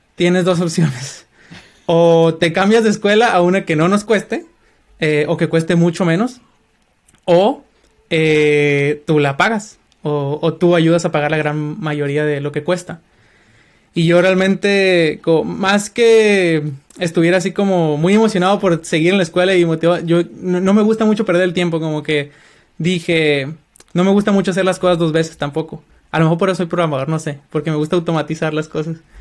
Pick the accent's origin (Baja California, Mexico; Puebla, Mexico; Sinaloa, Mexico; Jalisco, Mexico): Sinaloa, Mexico; Culiacán; moved away as an adult; also born or lived in Colima, Mexico; now in United States; soy mexicano, eh, originario de Culiacán, Sinaloa.